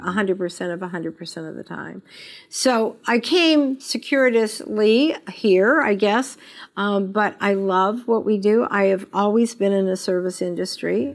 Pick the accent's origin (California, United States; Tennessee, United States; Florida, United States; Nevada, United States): Nevada, United States; Las Vegas; I was born and raised in Las Vegas.